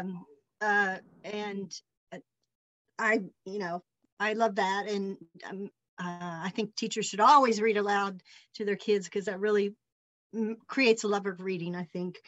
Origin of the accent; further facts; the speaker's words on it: Henderson, Kentucky, United States; moved away as an adult; also born or lived in Versailles, Kentucky / Lexington, Kentucky / Hardinsburg, Kentucky; now in Sevierville, United States; I grew up in Henderson